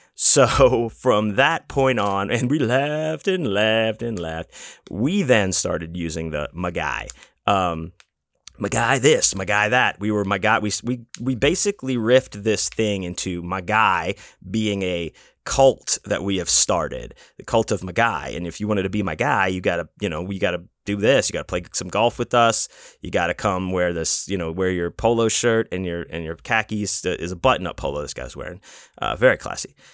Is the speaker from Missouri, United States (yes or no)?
no; Houston, Texas, United States; I'm from Houston